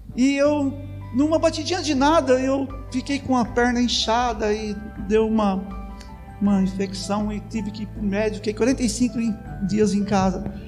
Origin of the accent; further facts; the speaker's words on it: Lindóia, São Paulo, Brazil; accent: caipira; eu sou caipira de Lindóia, nascido lá